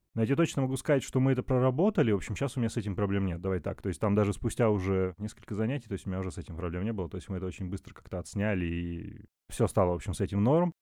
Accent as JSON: {"language": "Russian", "town": "Chelyabinsk", "region": "Chelyabinsk Oblast", "country": "Russia", "tie": "born or raised there", "moved": "yes", "lives_now": "Moscow, Russia", "said": "Я не из Москвы, я из города Челябинск"}